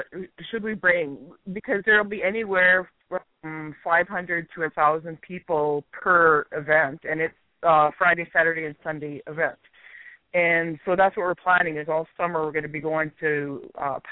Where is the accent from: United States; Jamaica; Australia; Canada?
Canada; I'm from Canada